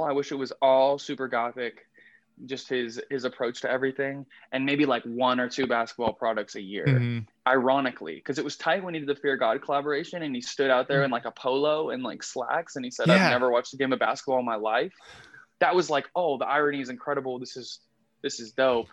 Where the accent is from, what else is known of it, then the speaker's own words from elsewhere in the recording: San Diego, California, United States; I grew up in San Diego. And growing up in San Diego